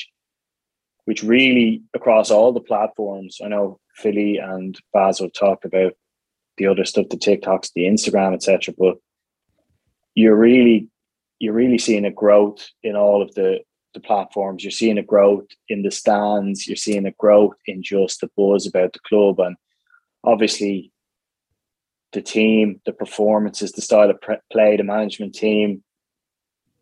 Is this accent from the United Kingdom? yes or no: no; Dublin, Leinster, Ireland; also born or lived in Firhouse; now in Tallaght, Ireland; I'm from Ballyroan originally, and from down the road a little bit, but I would have moved up to Fir House about 5 years ago and then up to Talla in the last 2 years